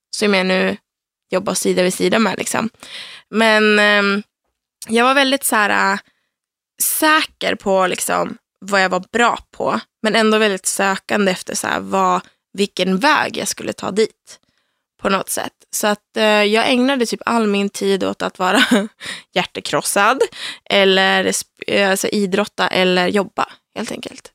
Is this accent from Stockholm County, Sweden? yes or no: no; Söderhamn, Gävleborg County, Sweden; moved away; Jag kommer från Söderhamn som är en liten stad i södra Norrland